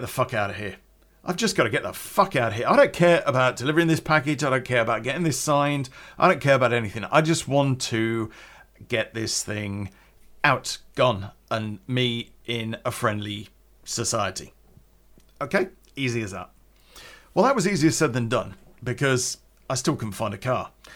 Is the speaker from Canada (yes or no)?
no; Coventry, West Midlands, United Kingdom; growing up in Coventry